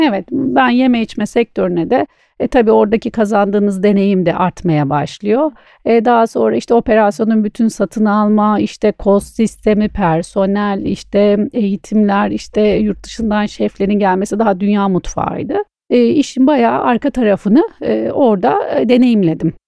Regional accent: Istanbul, Turkey; also born or lived in Antalya; ben e, İstanbul e, doğma büyüme İstanbulluyum

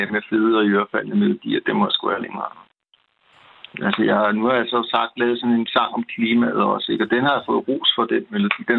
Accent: Copenhagen suburbs, Capital Region of Denmark, Denmark; also born or lived in Nørrebro, Copenhagen; now in Copenhagen, Denmark; oprindeligt er jeg jo, kommer jeg ud fra forstederne helt, helt oprindeligt, ikke? inden jeg flyttede ind til København.

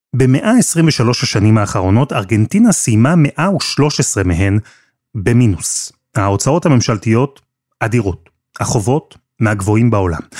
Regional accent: Israel

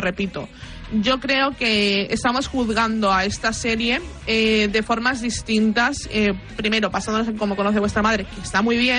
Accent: Spain

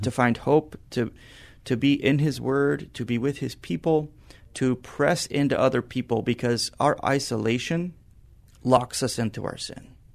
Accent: San Antonio, Texas, United States; I grew up in San Antonio, one of the rare San Antonians that you'll meet today that, uh, spent my whole life here

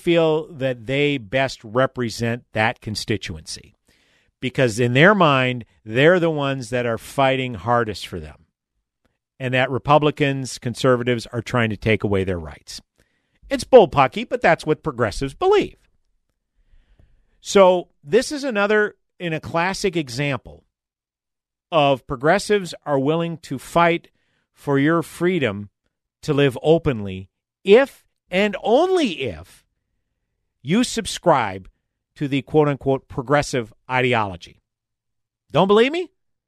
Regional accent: Massachusetts, United States; She's also a representative of my home state of Massachusetts.

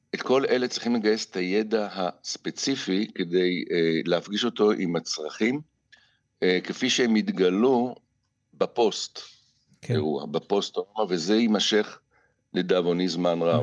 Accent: Israel; נולדתי עשר שנים בדיוק ב- ב- בישראל

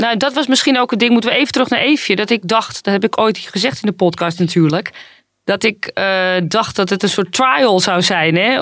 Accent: Netherlands; mij als, als Nederlandse

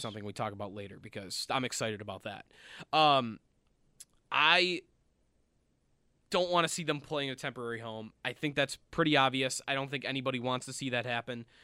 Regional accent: Orchard Park, New York, United States; I am from Orchard Park. The stadium was in my backyard, basically, growing up

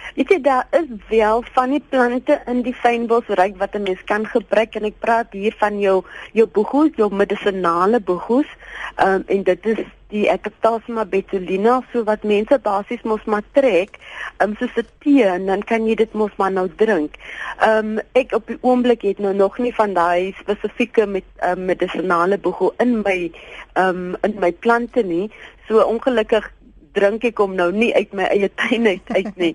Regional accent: Abbotsdale, Western Cape, South Africa; Ek is eintlik van Abbotstyle, net so by die Kenmarmsbury, dis 'n klein sendingstorpie. Dis waar ek groot geword

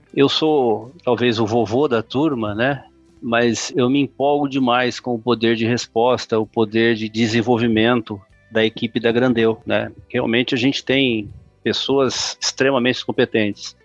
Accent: Brazil; eu sou brasileiro

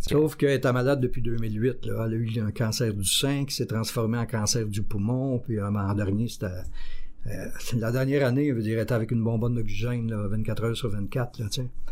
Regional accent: Quebec, Canada; moved away as an adult; also born or lived in Joliette, Quebec / Valleyfield, Quebec / Repentigny, Quebec; je suis revenu dans la région, euh, ma ville natale, en deux mille douze

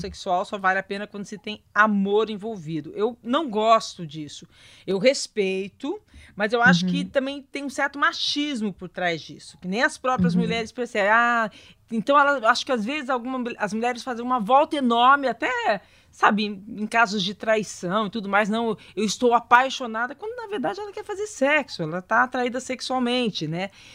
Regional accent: interior of São Paulo, Brazil; eu sou do interior de São Paulo, uma família bem né, do interior de São Paulo

